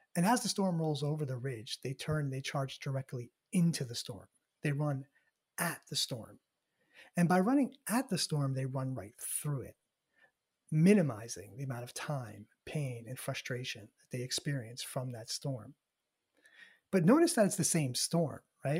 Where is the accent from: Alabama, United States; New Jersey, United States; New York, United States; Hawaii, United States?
New York, United States; just outside of Manhattan; born and raised in New York, um, just outside of Manhattan, about a half an hour out of the city